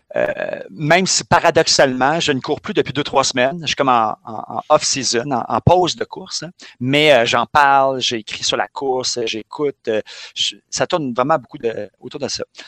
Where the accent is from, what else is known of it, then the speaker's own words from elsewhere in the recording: Montreal, Quebec, Canada; je suis né à Montréal-Nord, je vis dans le quartier de Schlaga.